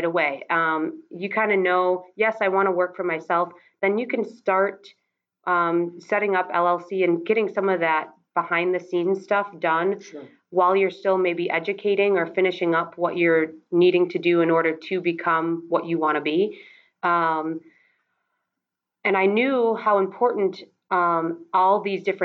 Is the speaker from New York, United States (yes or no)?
no; Wisconsin, United States; I'm from Wisconsin.